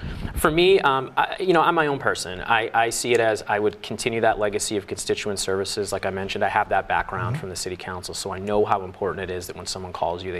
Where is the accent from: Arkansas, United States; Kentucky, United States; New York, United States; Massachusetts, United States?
Massachusetts, United States; West Roxbury; now in Roslindale, United States; I am. So I grew up in West Roxbury.